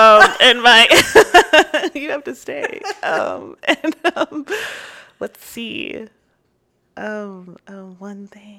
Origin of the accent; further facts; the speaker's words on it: New York, United States; born there; now in Austin, United States; I was born in New York and made it in Austin.